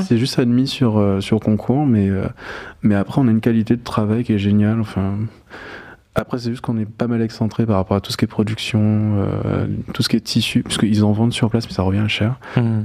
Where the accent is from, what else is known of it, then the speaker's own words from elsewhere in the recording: Guadeloupe; moved away; also born or lived in Paris; je suis né à Paris, euh, mes parents ont vécu pendant 4 ans en France et je suis né sur la troisième année, et en gros on est retourné en Guadeloupe passer euh, passé mes